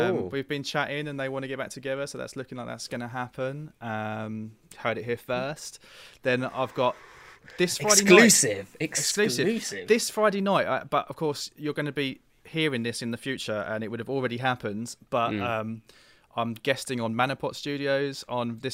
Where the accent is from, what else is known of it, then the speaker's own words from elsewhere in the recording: Dagenham, London, United Kingdom; also born or lived in Chadwell Heath / Romford; I grew up in Dagenham, I went to school in Chaddle Heath.